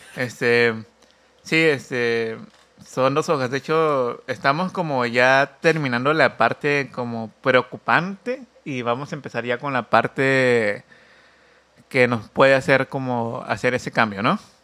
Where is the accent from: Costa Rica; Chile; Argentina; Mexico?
Mexico; Oaxaca; somos oaxaqueño